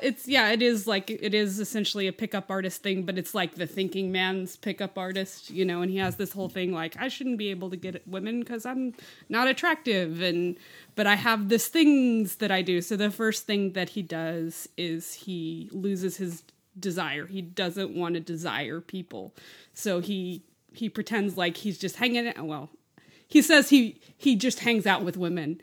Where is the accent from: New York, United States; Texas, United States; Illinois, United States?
Texas, United States; Lubbock; that's where I grew up was in Lubbock